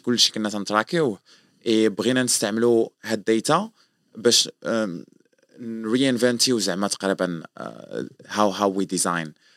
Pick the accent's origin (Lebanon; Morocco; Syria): Morocco; moved away as an adult; also born or lived in France / Germany; انا مغربي